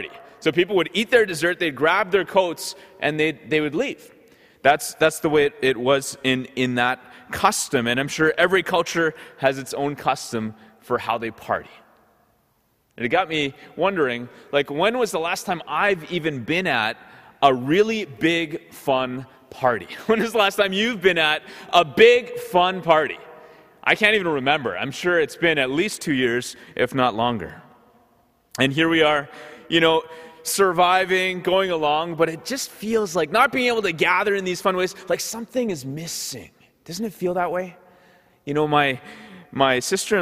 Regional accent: Ottawa, Ontario, Canada; also born or lived in Goa, India (ancestry); So growing up in Ottawa, we would often be going to these Goan parties

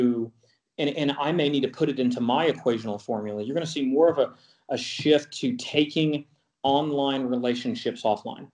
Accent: Texas, United States; I'm from Texas

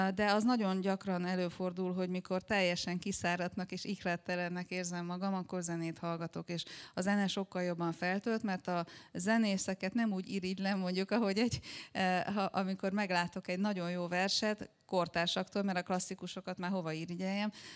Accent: Cluj-Napoca, Cluj County, Romania; now in Berlin, Germany; egy olyan többnyelvű környezetben nőttem fel, ahol az utcán ugye főleg románul beszéltek, Kolozsváron

